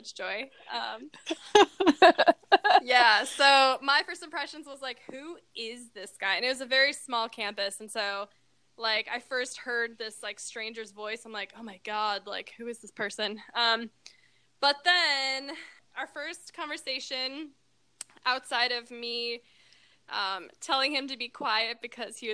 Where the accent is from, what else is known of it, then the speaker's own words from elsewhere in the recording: Minnesota, United States; moved away as an adult; now in Texas, United States; I'm from Minnesota.